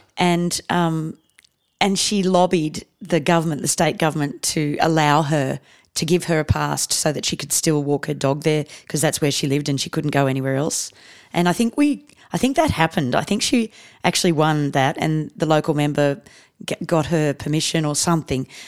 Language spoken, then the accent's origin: English; Canberra, Australian Capital Territory, Australia; moved away as an adult; also born or lived in India / South Coast, New South Wales; basically Canberra is my hometown.